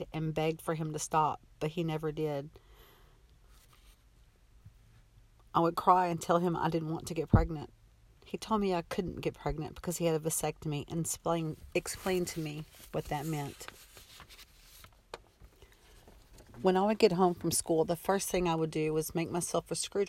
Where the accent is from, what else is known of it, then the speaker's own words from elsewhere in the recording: Texas, United States; I was born in May of 1966 in a small Texas town